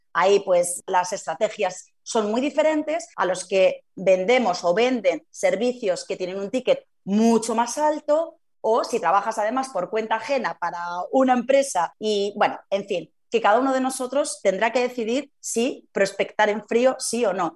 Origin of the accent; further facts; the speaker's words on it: Zaragoza, Aragon, Spain; yo que soy de Zaragoza